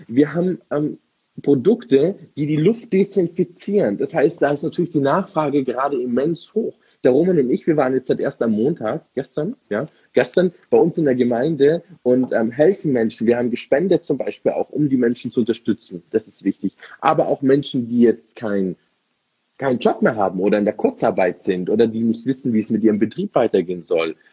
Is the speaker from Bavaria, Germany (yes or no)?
yes; Munich, Bavaria, Germany; Ich bin ja ah. was echter Münchner Bayer